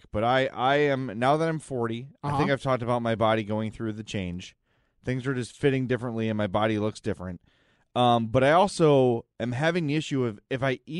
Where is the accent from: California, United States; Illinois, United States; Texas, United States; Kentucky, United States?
Illinois, United States; Oak Lawn; Because I grew up in Oaklawn, which is sort of like in the middle of the burrito circle.